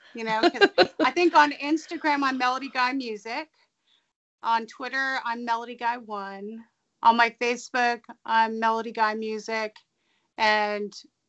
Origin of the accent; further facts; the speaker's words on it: Simi Valley, California, United States; moved away; also born or lived in Oregon; I was born there, and then I grew up in Simi Valley, and then we all moved back there.